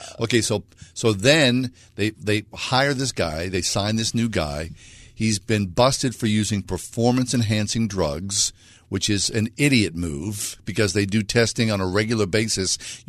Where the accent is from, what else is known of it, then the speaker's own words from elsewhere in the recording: Pittsburgh, Pennsylvania, United States; I went to Forbes Field as a kid with my brother and my dad. I mean, like a lot of you, we grew up on Pittsburgh baseball.